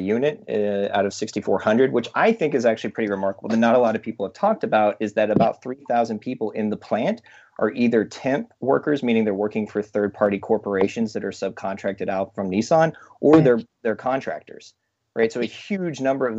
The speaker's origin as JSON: {"language": "English", "town": "Chattanooga", "region": "Tennessee", "country": "United States", "moved": "yes", "lives_now": "Brooklyn, United States", "said": "I'm originally from Chattanooga, Tennessee."}